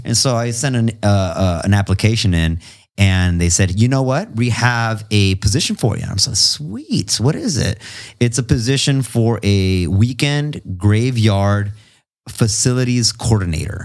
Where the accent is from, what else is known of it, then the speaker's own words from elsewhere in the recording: Imperial Valley, California, United States; also born or lived in Long Beach / El Centro / Calexico / Mexicali, Mexico; I'm from the Imperial Valley